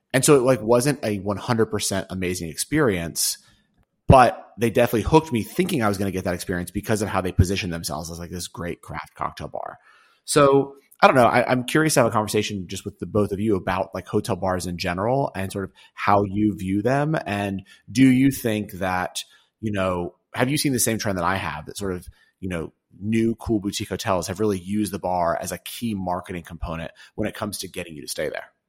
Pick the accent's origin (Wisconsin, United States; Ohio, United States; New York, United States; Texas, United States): New York, United States; I'm a New Yorker